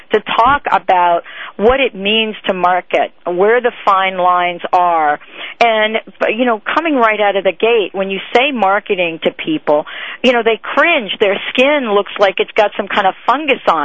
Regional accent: East Coast, United States; I come from the East Coast

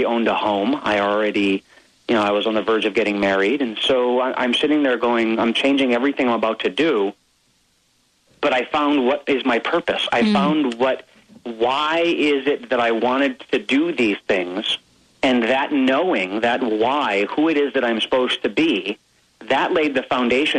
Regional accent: Hawaii, United States; I grew up in Hawaii, so we had Magnum PI, Hawaii 5-0.

